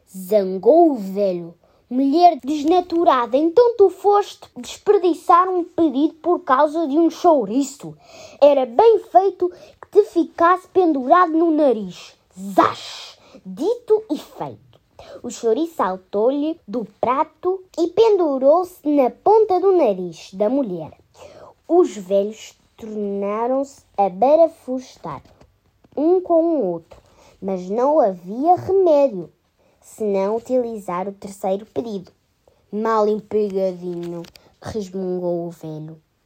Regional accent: Portugal; venho da escola em de Pombal e sou de Portugal

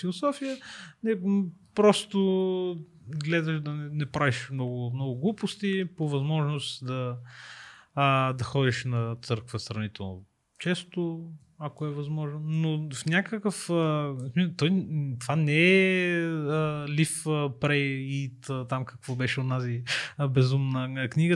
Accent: Sofia, Sofia City, Bulgaria; Аз също съм от Хаджи Димитър, аз не съм от да. центъра на, на София

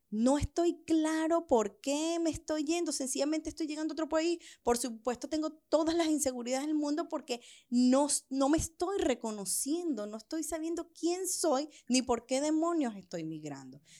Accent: Venezuela; cuando vienes huyendo, cuando me vine de Venezuela huyendo.

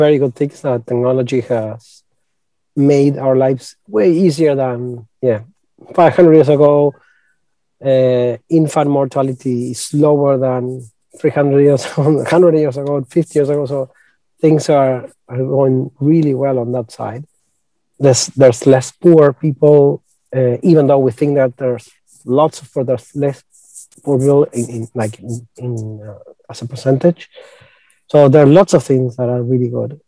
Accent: Argentina; We are from Argentina, we're Latin Americans

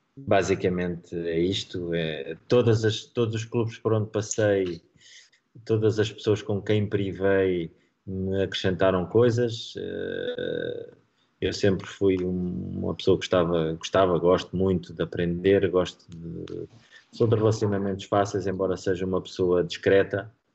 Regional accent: Marinha Grande, Centro, Portugal; Marinhense, que é eh, o clube da minha, da minha terra

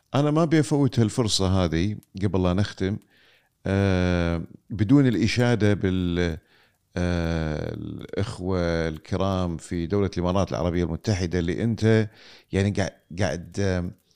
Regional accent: Kuwait; عندنا في الكويت

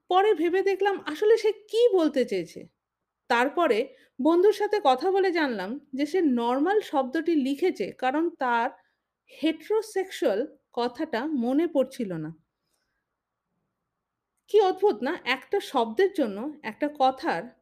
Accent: India; আমি একজন ভারতীয় সিসজেন্ডার লেসবিয়ান বাই প্রফেশন আমি সফটওয়্যার ডেভেলপার

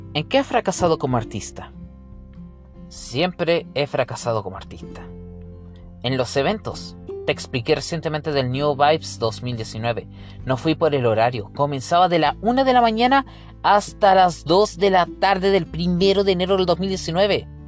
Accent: Coquimbo, Chile; Nací acá en Coquimbo, el 5 de julio de 1995, en Chile

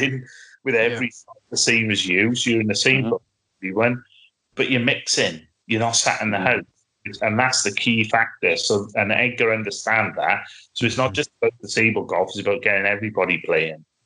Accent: Wales, United Kingdom; I'm not English, I'm Welsh

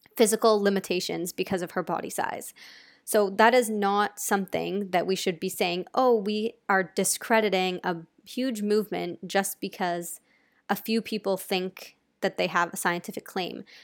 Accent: United States; I'm American

